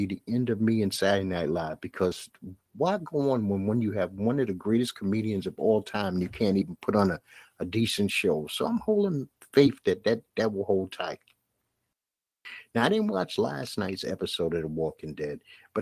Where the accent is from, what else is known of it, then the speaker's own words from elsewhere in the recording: New York City, New York, United States; my hometown Brooklyn team